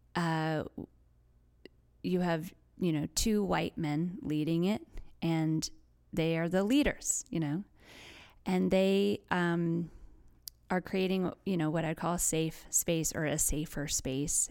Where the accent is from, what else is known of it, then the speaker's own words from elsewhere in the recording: West Virginia, United States; growing up in West Virginia